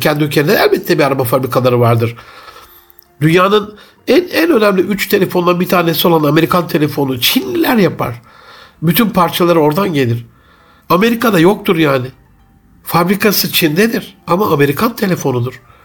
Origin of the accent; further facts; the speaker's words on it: Gaziantep, Turkey; bir Gaziantep'li olarak